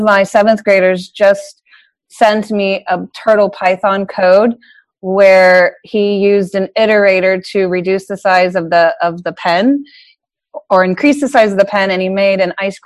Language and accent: English; Sebastian, Florida, United States; moved away; Coming from Sebastian, Cape Canaveral is only about 45 minutes from my hometown